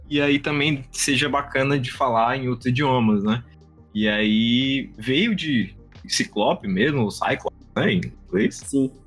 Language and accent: Portuguese; São Luís, Maranhão, Brazil; eu sou um dev do Maranhão, nós somos aqui de São Luís, Maranhão